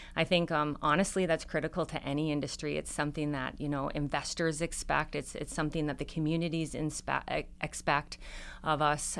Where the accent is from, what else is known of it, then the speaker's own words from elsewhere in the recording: Upper Michigan, United States; growing up in Upper Michigan